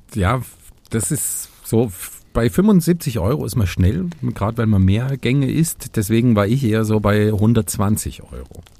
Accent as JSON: {"language": "German", "region": "East Germany", "country": "Germany", "tie": "born or raised there", "said": "bei, bei uns im Osten"}